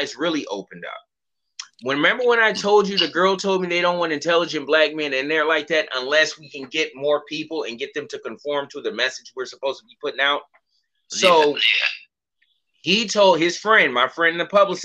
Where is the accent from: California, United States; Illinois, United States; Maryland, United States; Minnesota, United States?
Illinois, United States; Markham; moved away as an adult; also born or lived in New York / Atlanta; I'm from Markham, Illinois